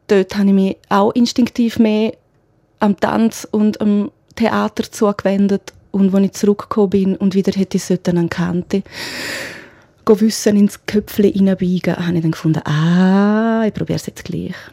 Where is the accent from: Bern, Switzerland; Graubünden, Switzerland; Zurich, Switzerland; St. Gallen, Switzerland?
Graubünden, Switzerland; mich persönlich als Kind im Engadin ist Chalanda Marz ein Riesending, klar.